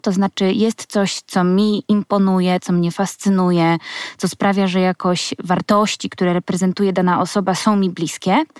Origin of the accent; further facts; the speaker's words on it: Słupsk, Pomeranian Voivodeship, Poland; ja pochodzę ze Słupska